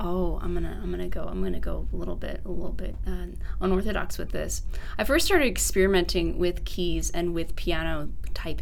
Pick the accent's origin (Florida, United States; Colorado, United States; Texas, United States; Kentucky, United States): Texas, United States; La Porte; moved away; I'm from La Porte, Texas, which is southeast of Houston